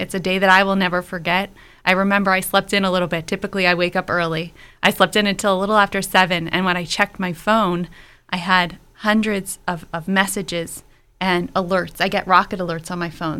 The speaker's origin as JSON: {"language": "English", "town": "Pittsburgh", "region": "Pennsylvania", "country": "United States", "tie": "born or raised there", "also_born_or_lived": "Israel", "said": "I was raised here in Pittsburgh. I grew up in Fox Chapel"}